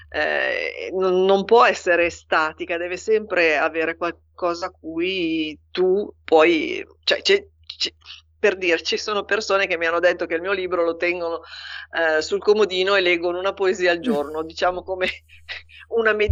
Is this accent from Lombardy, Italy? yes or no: yes; Milan, Lombardy, Italy; born there; now in Pavia, Italy; io sono nata a Milano.